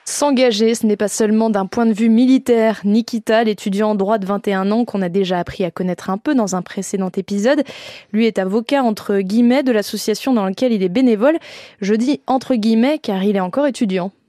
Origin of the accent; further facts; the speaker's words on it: Laval, Pays de la Loire, France; chez nous, à Laval, en Mayenne.